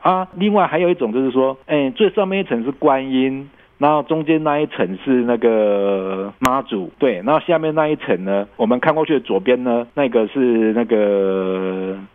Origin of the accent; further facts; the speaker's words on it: Taiwan; 我们台湾